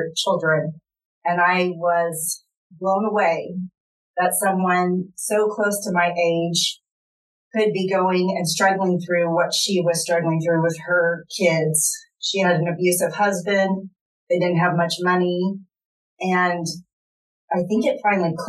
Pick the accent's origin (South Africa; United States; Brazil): United States; Kansas; I grew up in Southern Johnson County, and I grew up with every privilege anybody can imagine